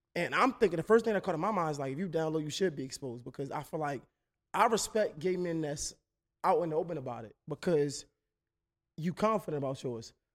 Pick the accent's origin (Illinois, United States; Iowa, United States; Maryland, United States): Maryland, United States; Baltimore; I'm from Baltimore, but it's you would recognize it as D M V